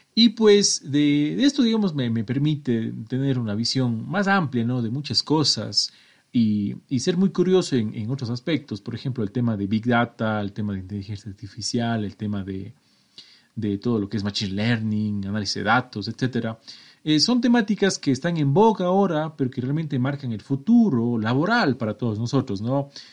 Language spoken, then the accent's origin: Spanish; Cuenca, Azuay, Ecuador; soy de Ecuador, estoy en la mitad del mundo, de una ciudad hermosísima, patrimonio cultural de la humanidad, y bla bla, llamada Cuenca, que está al sur de mi país